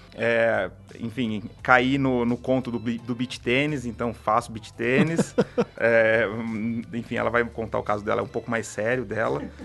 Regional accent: São Carlos, São Paulo, Brazil; A gente é de São Carlos. É, aí eu fui, fiz, fiz é, engenharia

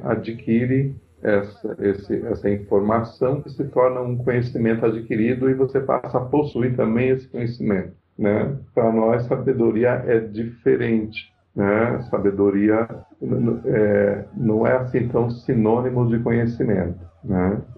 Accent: São Paulo, Brazil; eu sou de São Paulo.

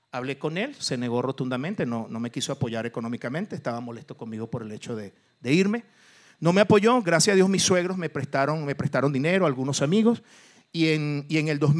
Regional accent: Mexico; yo soy mexicano

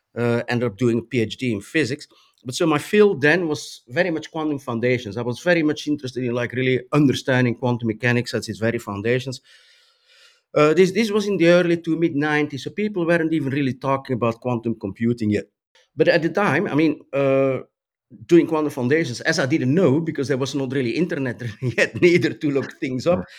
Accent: Flanders, Belgium; also born or lived in Brussels; I grew up in a town in Belgium

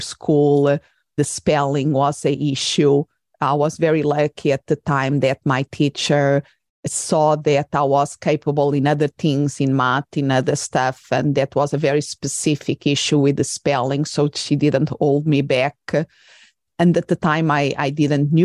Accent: Portugal; English is a second language; moved away as an adult; also born or lived in England / Spain; I'm originally from Portugal, and then I went to do part of my studies in England and in Spain, and I had to write in another language that was not my mother tongue.

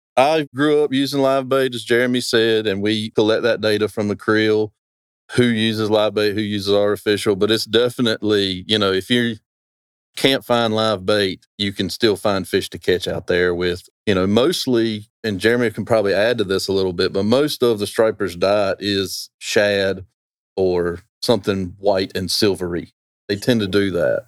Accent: Roanoke Rapids, North Carolina, United States; I'm from Roanoke Rapids, right there, just down the road. I was walking distance from this river growing up

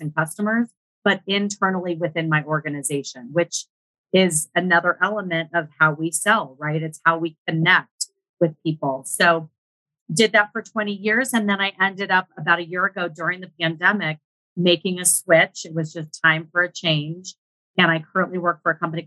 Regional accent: Northern California, United States; I grew up in Northern California

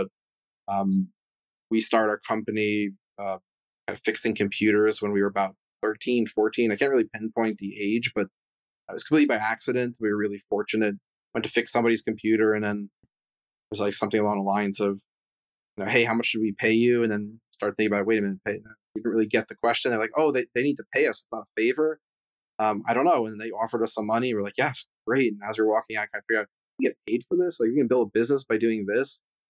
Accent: Providence, Rhode Island, United States; But yeah, I'm originally from Providence, Rhode Island, even though I didn't spend a lot of time there.

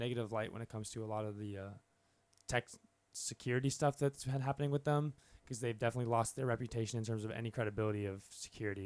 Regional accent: Orlando, Florida, United States; also born or lived in Boston, Massachusetts / Indiana; once we moved to Florida when I was eight.

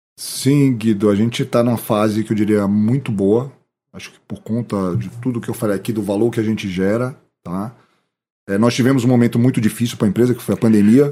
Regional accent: Bahia, Brazil; moved away; also born or lived in Chicago, United States / Boston, United States; nós somos baianos

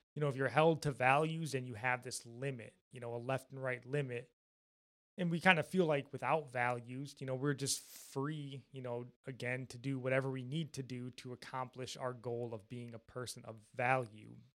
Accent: Jackson, Michigan, United States; born or raised there

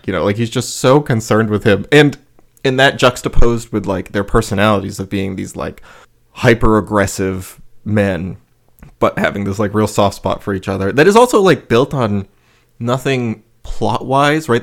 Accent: United States; that's my perception as an American

